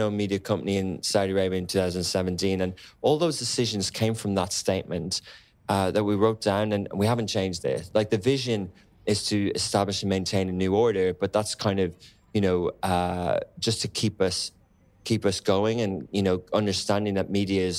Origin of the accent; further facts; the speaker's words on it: Ireland; also born or lived in London; now in Dubai, United Arab Emirates; I come from Ireland. I lived in London